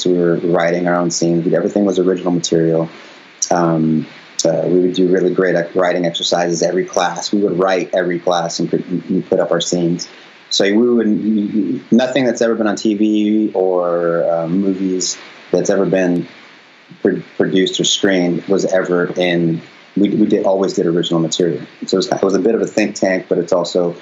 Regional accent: Wyoming, United States; moved away as an adult; also born or lived in Nebraska; I'm from Wyoming

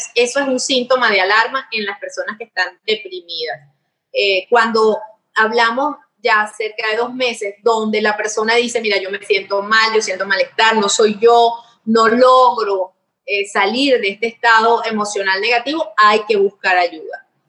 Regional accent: Venezuela; los venezolanos

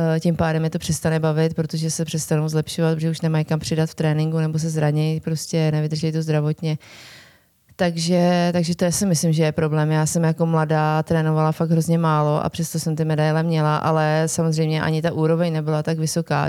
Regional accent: Liberec, Liberec Region, Czechia; also born or lived in Jablonec nad Nisou; já jsem teda původně z Liberce

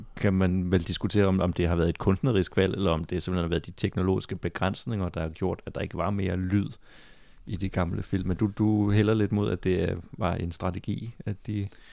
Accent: Funen, Southern Denmark, Denmark; jeg er også selv fra Fyn og fra samme år som dig

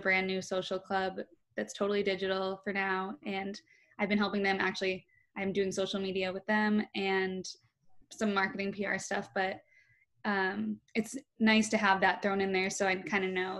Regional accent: Boston, Massachusetts, United States; I'm from Boston

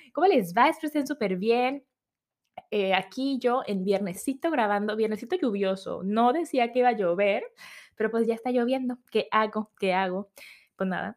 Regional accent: Mexico; moved away as an adult; now in New Zealand; soy de México, me estoy mudando con mi esposo

